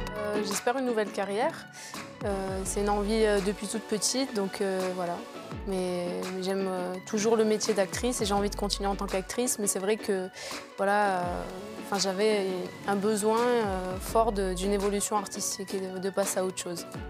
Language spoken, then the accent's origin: French; France; je suis née en France